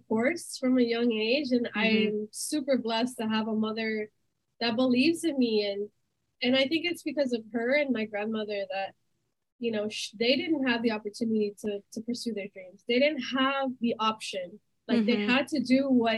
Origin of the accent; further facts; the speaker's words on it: Miami, Florida, United States; My family's originally from Colombia. I was born and raised in Miami.